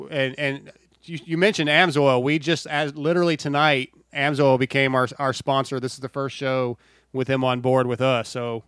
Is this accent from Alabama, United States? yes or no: no; San Diego, California, United States; now in East Texas, United States; But I love SoCal, man. I was born in San Diego.